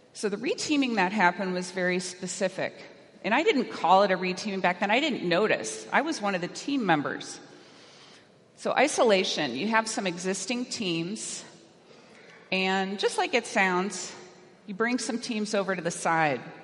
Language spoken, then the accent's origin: English; California, United States; I'm from California